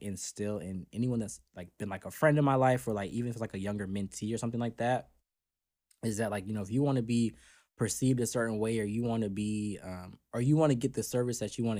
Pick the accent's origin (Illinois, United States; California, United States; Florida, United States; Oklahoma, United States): Florida, United States; I'm from Florida, so I've lived a little bit of everywhere. I've lived in a lot of cities in Florida because we moved around a lot for mm-hmm. My parents' work. But I consider myself a South Floridian